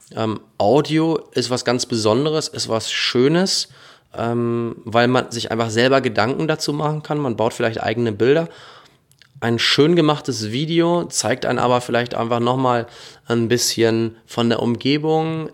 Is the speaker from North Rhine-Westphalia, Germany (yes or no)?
yes; North Rhine-Westphalia, Germany; in meiner Heimat sein, in Ostwestfalen.